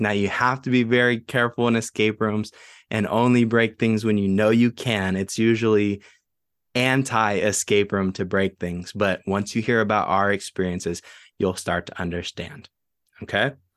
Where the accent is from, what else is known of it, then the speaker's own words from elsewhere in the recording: San Marcos, United States; my hometown, San Marcos